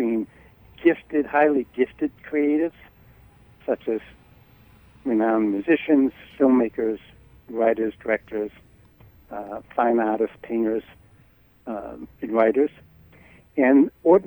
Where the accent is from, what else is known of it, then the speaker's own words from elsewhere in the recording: Boston, Massachusetts, United States; I was raised in Boston as an Irish Catholic going to private Catholic schools